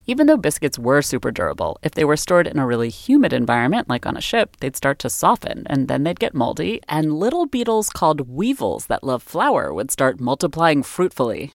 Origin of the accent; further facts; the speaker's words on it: United States; I'm the American